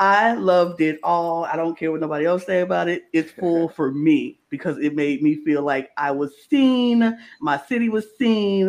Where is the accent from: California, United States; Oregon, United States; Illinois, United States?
Illinois, United States; Chicago; I grew up in the South Side of Chicago my entire life.